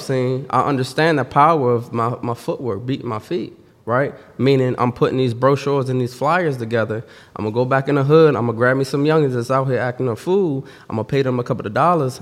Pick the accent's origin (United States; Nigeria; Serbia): United States; Washington, District of Columbia; I'm from Washington, D C